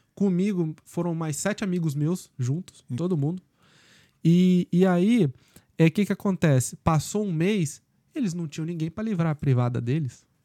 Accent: Brazil; moved away as an adult; also born or lived in Canada; now in Ireland; nós somos brasileiros

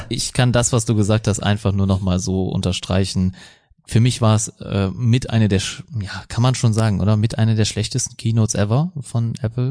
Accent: Germany; wir als Deutsche

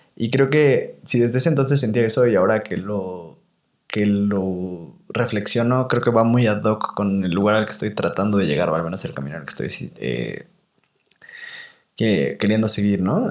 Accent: Toluca, State of Mexico, Mexico; moved away as an adult; also born or lived in Guadalajara; en mi lugar de origen, ¿no? Como yo soy de Toluca

